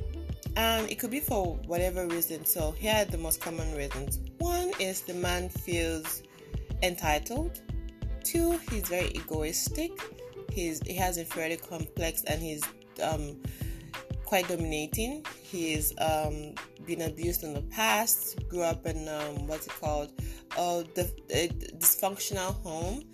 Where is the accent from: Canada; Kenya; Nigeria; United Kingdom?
Nigeria; I was born in Nigeria